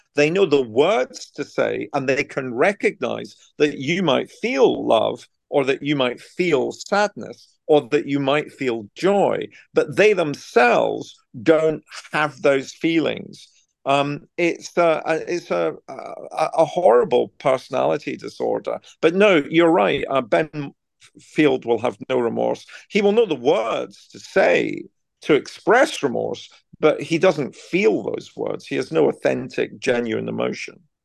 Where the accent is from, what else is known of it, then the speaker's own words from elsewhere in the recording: Scotland, United Kingdom; moved away as an adult; now in Buckingham, United Kingdom; my hometown in Scotland